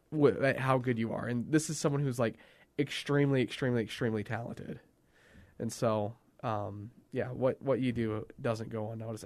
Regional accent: Canada; As a Canadian

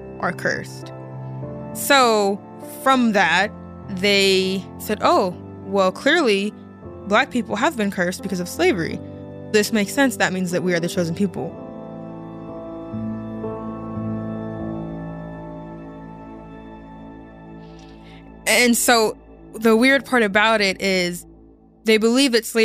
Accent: Corona, California, United States; moved away; also born or lived in Egypt; I have 5 siblings. I grew up in Corona, California

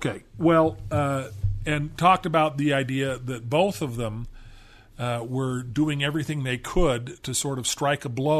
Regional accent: California, United States; Of course, I grew up in Southern California.

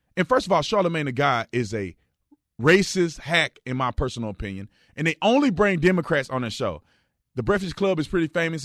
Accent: Fort Worth, Texas, United States; now in Arizona, United States; I grew up in Fort Worth, Texas

